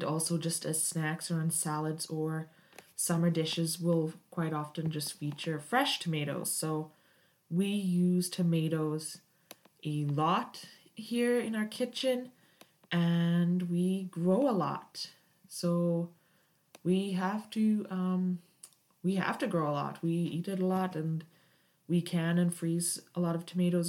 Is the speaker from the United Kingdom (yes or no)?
yes; United Kingdom; moved away as an adult; now in Canada; I was raised in Britain and moved to Canada several years ago